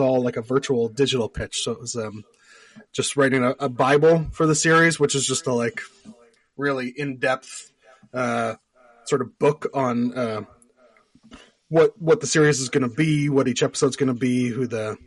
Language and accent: English; East Coast of Canada, Atlantic Canada, Canada; accent: Canadian; I'm from the East Coast of Canada